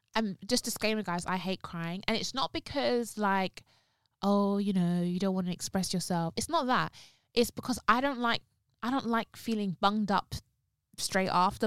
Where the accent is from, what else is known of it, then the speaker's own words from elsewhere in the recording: London, United Kingdom; I was born in North London. I'm not gonna tell you where in North London. Was born in North London, lived in North London for a bit, then moved to East London